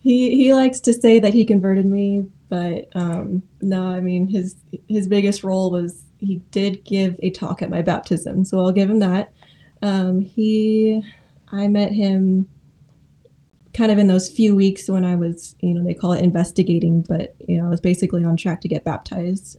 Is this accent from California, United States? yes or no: yes; Modesto, California, United States; moved away as an adult; also born or lived in Oregon; now in Springfield, United States; I grew up in Modesto, California